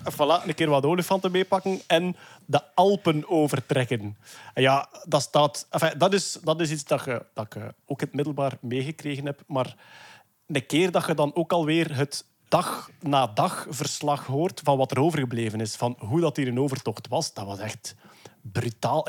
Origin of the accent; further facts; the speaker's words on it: Flanders, Belgium; als Vlaming van onze of voorgaande generaties